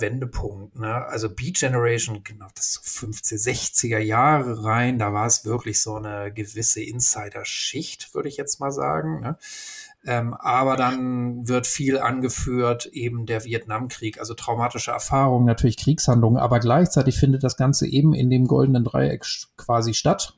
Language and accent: German; Hamburg, Germany; ich bin ja in Hamburg groß geworden